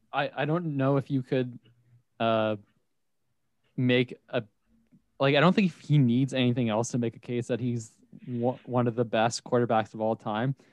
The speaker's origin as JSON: {"language": "English", "region": "Ontario", "country": "Canada", "said": "we're from Ontario"}